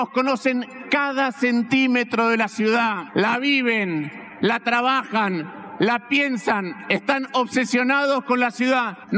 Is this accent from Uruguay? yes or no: no; San Juan, Argentina; Cuando digo tenemos, me considero sanjuanino porque ahí en la región del Cuyo, la provincia va a ir a las urnas para elegir a su próximo gobernador.